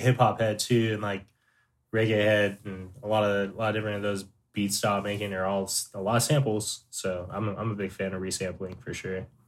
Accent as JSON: {"language": "English", "town": "San Diego", "region": "California", "country": "United States", "tie": "born or raised there", "said": "I'm from San Diego, California. Uh, born and raised pretty much all over San Diego."}